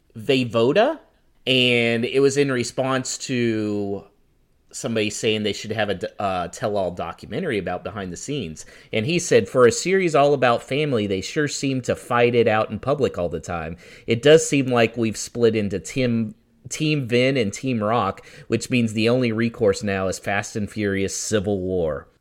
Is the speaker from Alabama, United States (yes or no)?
yes; Alabama, United States; I'm also from Alabama